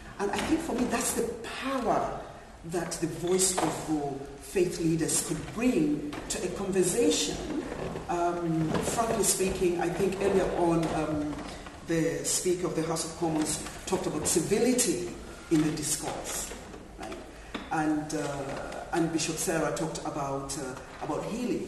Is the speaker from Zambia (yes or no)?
yes; Zambia; moved away; I'm originally from Zambia